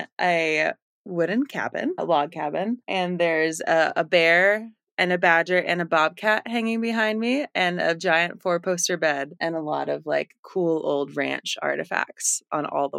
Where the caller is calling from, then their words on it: Montana, United States; I am in Montana, central Montana.